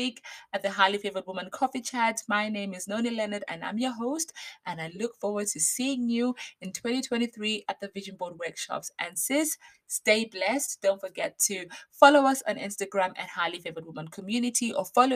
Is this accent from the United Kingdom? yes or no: yes; Basingstoke, South East England, United Kingdom; if you are in Basingstoke, my hometown